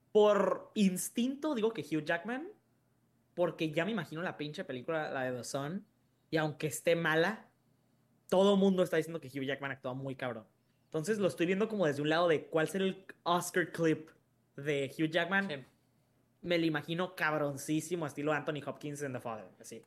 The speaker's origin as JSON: {"language": "Spanish", "country": "Mexico", "said": "soy mexicano"}